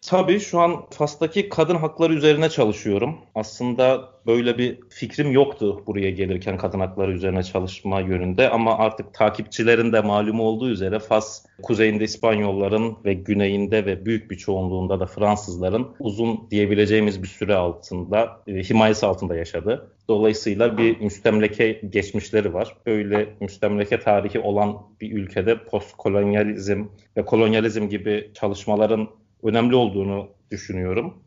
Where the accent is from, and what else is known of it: Trabzon, Turkey; moved away as an adult; also born or lived in Paris, France; now in Rabat, Morocco